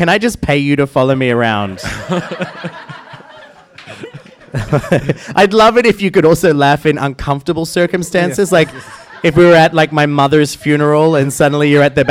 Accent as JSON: {"language": "English", "country": "Australia", "said": "I am an Australian"}